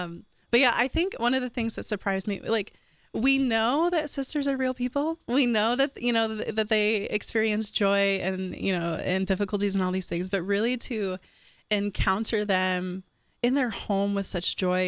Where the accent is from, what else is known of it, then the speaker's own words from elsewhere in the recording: Michigan, United States; now in Columbus, United States; So I kind of had already alluded to that I'm from Michigan.